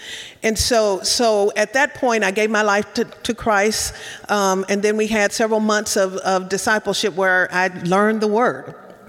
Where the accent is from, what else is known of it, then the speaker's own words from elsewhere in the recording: Louisiana, United States; I grew up in Louisiana, a small town